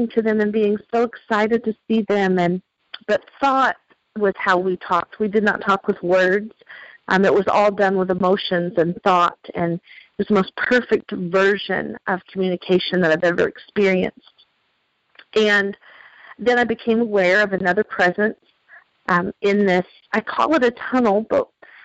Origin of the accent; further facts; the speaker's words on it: the Bible Belt, United States; I was raised in the Bible Belt